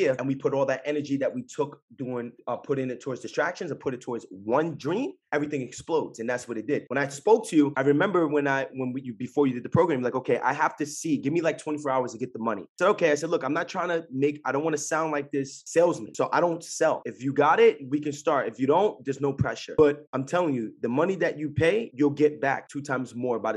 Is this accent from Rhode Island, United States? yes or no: no; Jersey City, New Jersey, United States; I'm from Jersey City